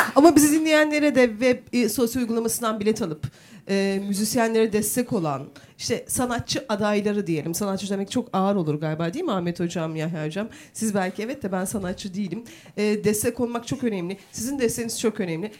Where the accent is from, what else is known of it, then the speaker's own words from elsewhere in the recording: Turkey; Aynı köylüyüz biz. Yan yana evlerimiz